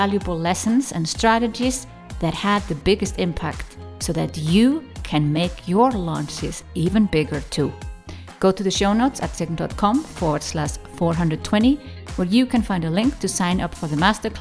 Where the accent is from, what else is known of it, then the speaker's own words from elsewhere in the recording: Iceland; as a Icelandic European woman